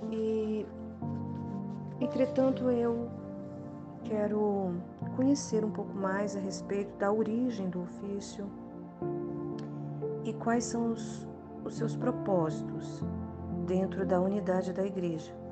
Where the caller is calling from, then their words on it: Brasília, Federal District, Brazil; sou aqui de Brasília, Distrito Federal.